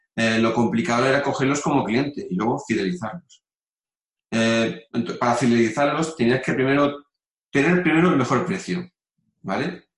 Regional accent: Mérida, Extremadura, Spain; moved away as an adult; now in León, Spain; yo soy de Mérida, y, me vine a vivir a, León pues el 2000, en el 2001.

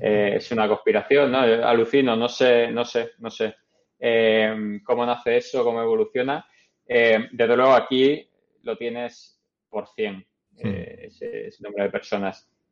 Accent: Málaga, Andalusia, Spain; moved away as an adult; also born or lived in Madrid / Canada; now in New York, United States; en Málaga, de donde soy

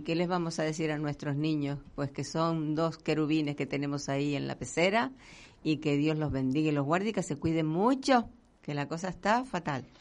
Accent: Canary Islands, Spain; dedicados a nuestra tierra por lo que estamos pasando, no solo La Palma, sino todos unidos

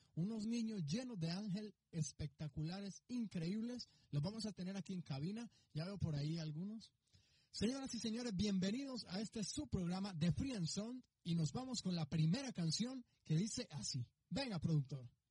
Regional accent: Colombia; now in Mexico; yo soy colombiano

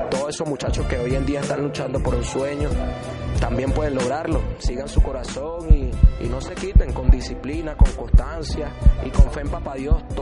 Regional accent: Maracay, Aragua, Venezuela; now in Medellín, Colombia; Estamos en la ciudad de Medellín, provenimos de Venezuela, yo de Maracay, mi compañero de Valencia.

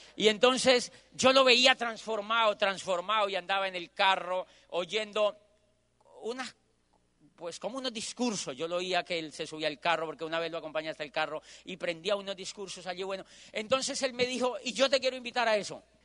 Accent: Colombia; moved away as an adult; yo soy de Colombia

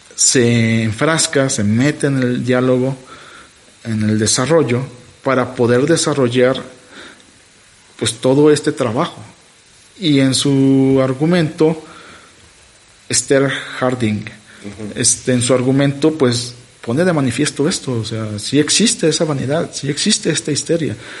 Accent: Mexico; yo que soy mexicano, ¿no? ¿Por qué nací en México

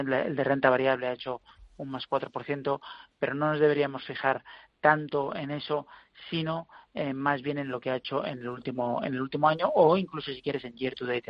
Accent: Spain; como españoles

